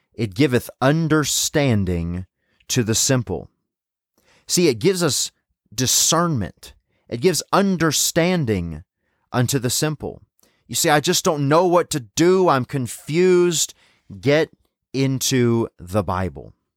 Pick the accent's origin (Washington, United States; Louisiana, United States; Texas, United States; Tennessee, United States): Tennessee, United States; moved away; growing up in Tennessee